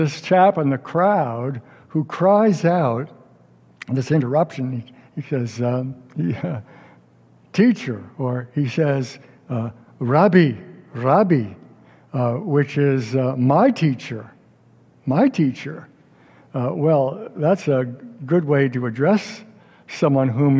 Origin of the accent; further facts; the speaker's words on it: upstate New York, United States; my hometown synagogue in upstate New York